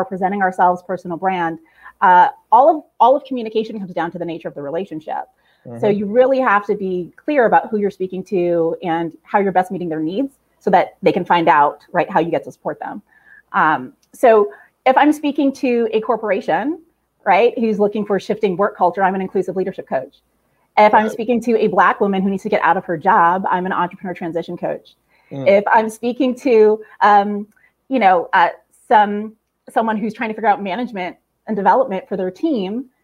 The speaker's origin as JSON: {"language": "English", "town": "San Jose", "region": "California", "country": "United States", "tie": "born or raised there", "also_born_or_lived": "Queens, New York", "moved": "as an adult", "lives_now": "New York, United States", "said": "growing up, San Jose, California, where I'm from, it was a pretty sweet, sweet childhood"}